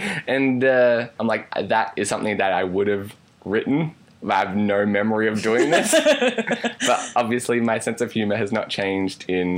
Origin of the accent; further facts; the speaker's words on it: Australia; Because like a lot of people for Australians, and like in my case it's happened on occasion, where you go to deliver a line and it comes out American.